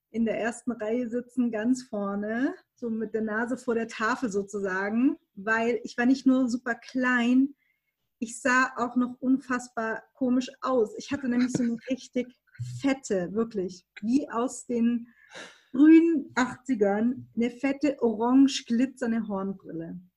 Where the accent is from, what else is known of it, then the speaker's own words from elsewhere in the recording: Baden-Württemberg, Germany; also ich komme aus Baden-Württemberg, ne? man hört es nicht